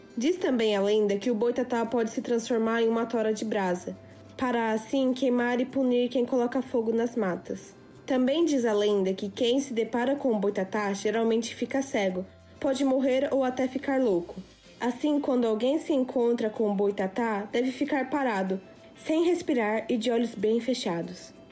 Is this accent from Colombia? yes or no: no; Japan; also born or lived in Brazil; nasci no Japão e sempre estudei na escola japonesa